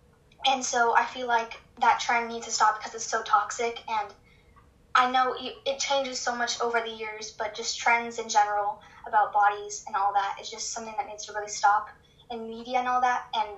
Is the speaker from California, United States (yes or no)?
no; Texas, United States; I'm 14. I'm from Texas.